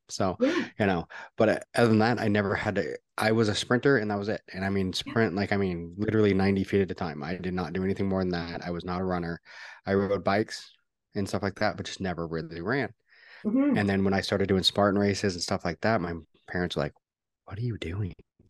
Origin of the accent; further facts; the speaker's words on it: Canada; also born or lived in Seattle; now in Texas, United States; Yeah. I'm Canadian. That's why I live in Texas.